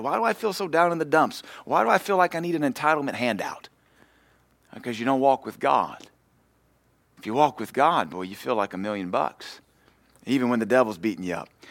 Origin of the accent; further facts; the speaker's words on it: United States; we are Americans